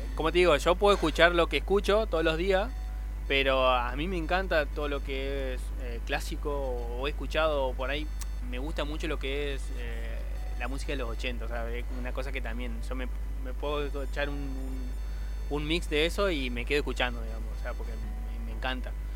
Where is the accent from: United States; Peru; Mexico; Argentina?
Argentina; somos argentinos